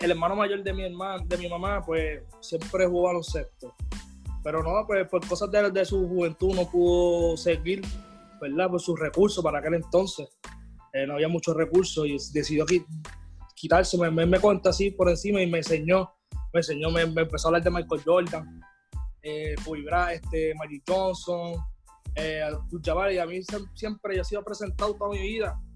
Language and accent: Spanish; Dorado, Puerto Rico; born or raised there; also born or lived in Bayamón, Puerto Rico / Ponce, Puerto Rico